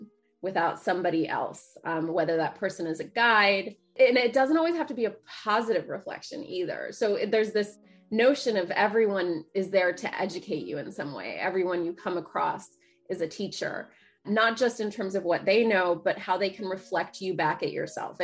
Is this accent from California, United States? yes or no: no; Dayton, Ohio, United States; I grew up mostly in Dayton, Ohio